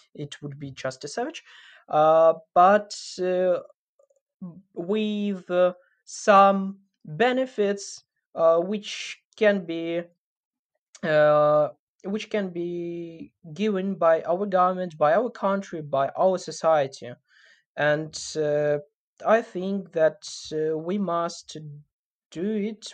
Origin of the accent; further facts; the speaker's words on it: Sumy, Sumy Oblast, Ukraine; also born or lived in Kyiv; in Sumy, in my hometown now